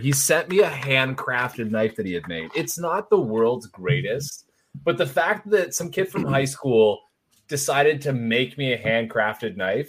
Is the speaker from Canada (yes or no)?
yes; Canada; that's part of being Canadian.